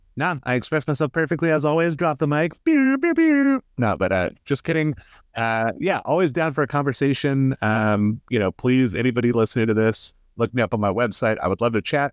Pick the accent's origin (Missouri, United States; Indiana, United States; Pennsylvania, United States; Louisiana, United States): Indiana, United States; Indianapolis; I grew up in Irvington